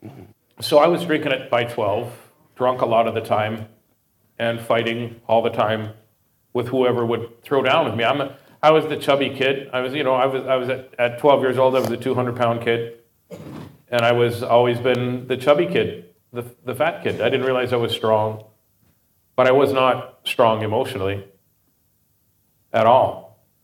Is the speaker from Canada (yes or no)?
yes; Saskatoon, Saskatchewan, Canada; also born or lived in Regina; I grew up in uh, Saskatoon. I was born in Regina, grew up in Saskatoon.